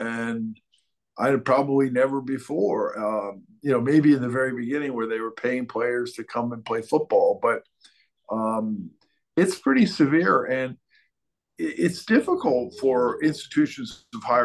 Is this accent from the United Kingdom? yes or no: no; Buffalo, New York, United States; the team in the NBA, the Buffalo Braves, that drafted me was from my hometown